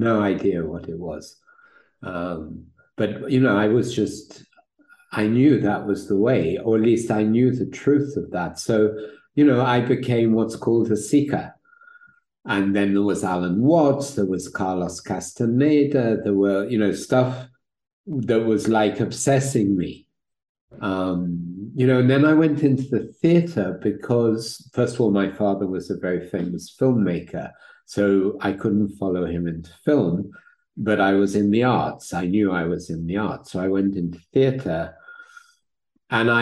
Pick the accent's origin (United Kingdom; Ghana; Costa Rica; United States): United Kingdom; London; now in Italy; I was born in London